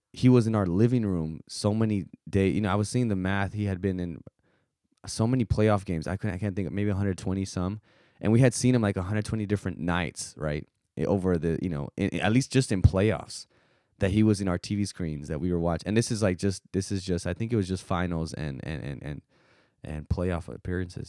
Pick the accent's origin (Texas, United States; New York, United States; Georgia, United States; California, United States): Texas, United States; South; growing up in South Texas